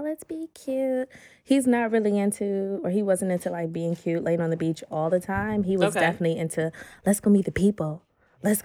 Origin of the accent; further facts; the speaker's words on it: United States; being American